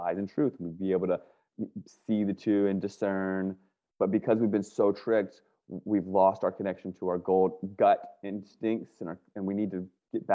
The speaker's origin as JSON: {"language": "English", "region": "Northern Virginia", "country": "United States", "tie": "born or raised there", "moved": "yes", "lives_now": "California, United States"}